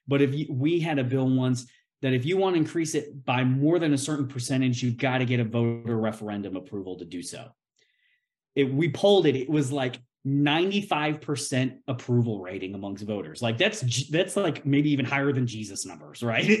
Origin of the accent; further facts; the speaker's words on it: Tennessee, United States; my home state of Tennessee